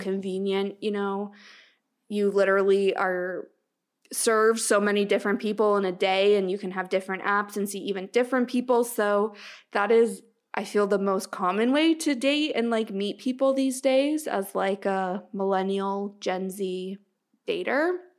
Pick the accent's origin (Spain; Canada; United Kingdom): Canada; as a Canadian